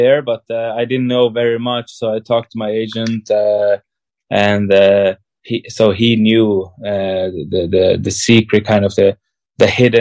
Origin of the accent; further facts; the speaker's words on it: Switzerland; my parents are from Czech and my whole history is from Czech Republic, but I'm born in Switzerland and I'm Swiss